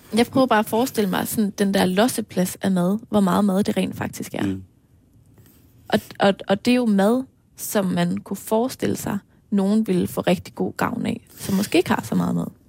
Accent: Aarhus, Central Denmark Region, Denmark; hjemme i Aarhus, ude i Marcellesborg

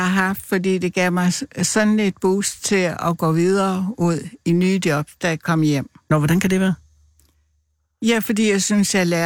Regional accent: Central Denmark Region, Denmark; now in Copenhagen, Denmark; Øh, nej, altså jeg er født og opvokset i Vestjylland, men øh, jeg har boet her.

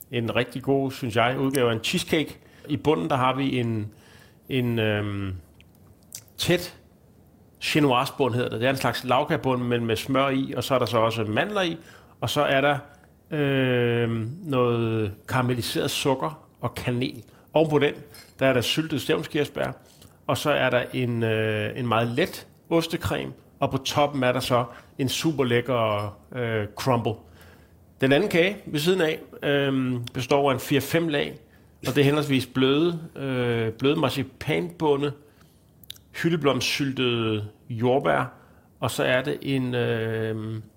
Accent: Zealand, Denmark; Jeg er fra Lolland.

